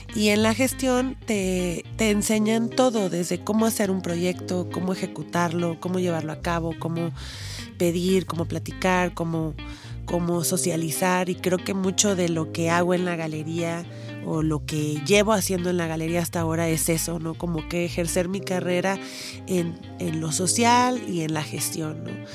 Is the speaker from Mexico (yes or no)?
yes; Poza Rica, Veracruz, Mexico; moved away; Yo soy de Poza Rica